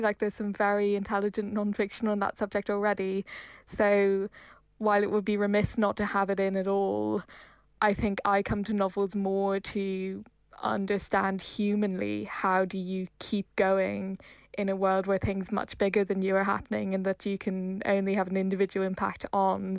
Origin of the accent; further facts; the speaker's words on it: Ireland; also born or lived in Hong Kong; as an Irish person